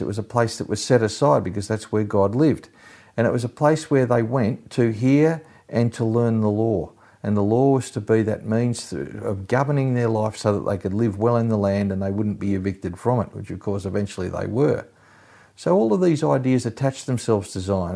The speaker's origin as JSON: {"language": "English", "country": "Australia", "tie": "born or raised there", "also_born_or_lived": "England", "said": "I was born in England in nineteen fifty-nine, but my parents, uh, came out to Australia when I was only six months old"}